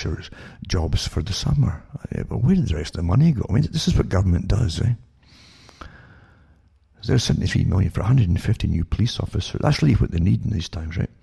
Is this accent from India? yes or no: no; United Kingdom; now in Canada; I was brought up in austerity in Britain